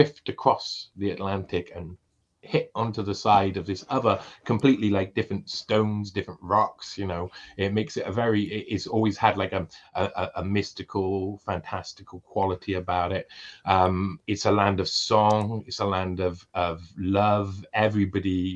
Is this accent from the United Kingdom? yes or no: yes; Wales, United Kingdom; being Welsh